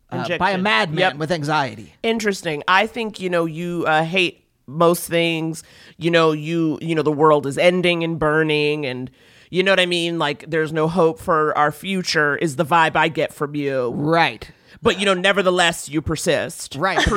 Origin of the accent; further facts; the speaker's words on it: Baltimore, Maryland, United States; moved away as an adult; also born or lived in Lewisburg, West Virginia / Piscataway, New Jersey / California; now in New York, United States; Baltimore, Maryland. I was born in Baltimore.